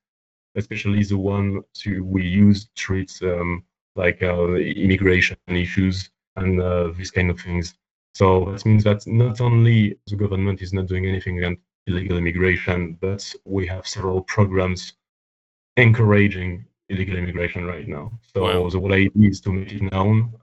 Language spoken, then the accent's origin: English; France; in France, as you may know, we have free healthcare for everyone